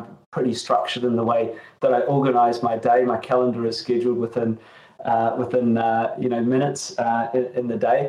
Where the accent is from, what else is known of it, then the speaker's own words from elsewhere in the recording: New Zealand; moved away; It was from my home country. I grew up in New Zealand